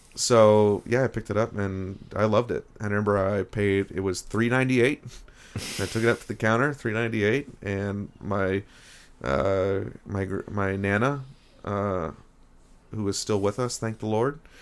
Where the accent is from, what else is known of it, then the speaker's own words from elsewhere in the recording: Rochester, New York, United States; also born or lived in Parkersburg, West Virginia; now in Buffalo, United States; I'm from Rochester, New York, but my parents are from, both from the Parkersburg, West Virginia area